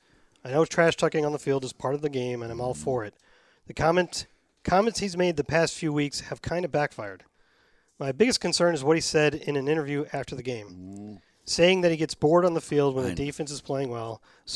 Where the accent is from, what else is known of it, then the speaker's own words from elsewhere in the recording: Tampa, Florida, United States; I was born and raised in Tampa Bay.